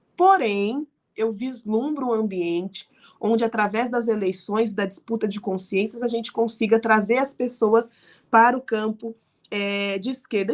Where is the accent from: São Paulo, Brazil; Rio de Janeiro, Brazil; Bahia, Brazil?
São Paulo, Brazil; Araraquara; eu decidi voltar a morar em Araraquara, né, no interior de onde eu nasci